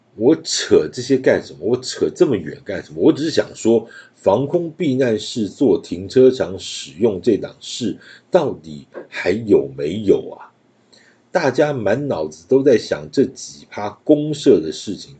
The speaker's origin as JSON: {"language": "Chinese", "country": "Taiwan", "tie": "born or raised there", "said": "我就会在台湾，呃，继续地待在这边。是我出生的地方，成长的地方"}